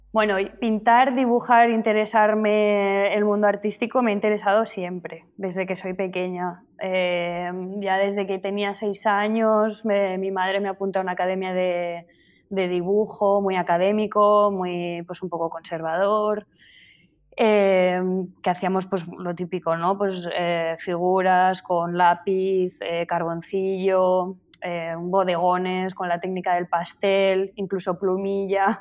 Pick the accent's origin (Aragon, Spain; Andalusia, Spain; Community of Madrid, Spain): Aragon, Spain; Zaragoza; moved away as an adult; now in Barcelona, Spain; habéis dicho que soy de Zaragoza y sí, pero yo vivo en Barcelona desde hace ya 15 años, me parece, porque vine aquí a los 18 a Barcelona a estudiar